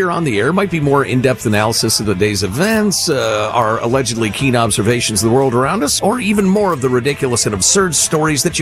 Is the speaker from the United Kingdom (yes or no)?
no; Italy; born there